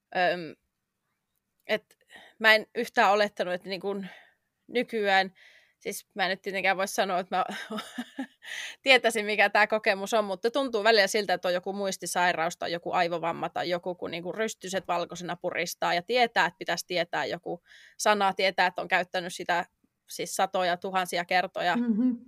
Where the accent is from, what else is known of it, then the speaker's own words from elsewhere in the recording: Finland; moved away as an adult; now in London, United Kingdom; jätin oman kotimaani muuttaakseni tänne